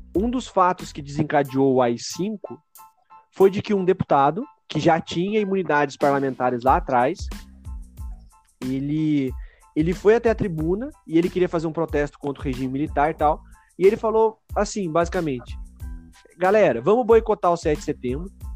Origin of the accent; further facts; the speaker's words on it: São Paulo, Brazil; nós que somos paulistas